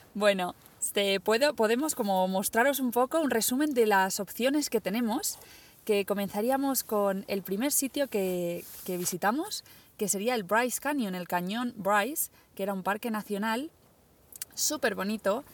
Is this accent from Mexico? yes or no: no; Caudete, Castilla-La Mancha, Spain; de mi pueblo